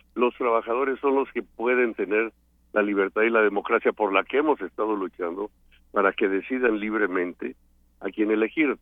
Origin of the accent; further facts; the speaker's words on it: Mexico; moved away; also born or lived in Canada; soy mexicano. Soy mexicano